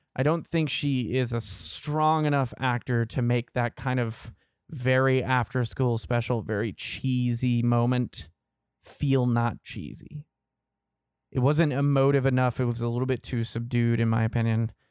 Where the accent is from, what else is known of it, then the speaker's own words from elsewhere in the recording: Kentucky, United States; also born or lived in Indiana / Georgia; now in Florida, United States; I'm from Kentucky. I've lived in, I moved from Kentucky, the Kentucky, Indiana area to Georgia, lived there for a few years, and now live in Florida.